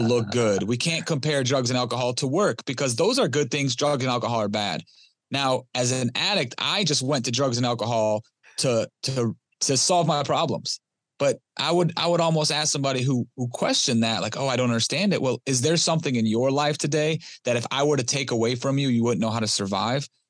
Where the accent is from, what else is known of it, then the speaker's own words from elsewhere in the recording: Detroit, Michigan, United States; I was born and raised in Detroit, Michigan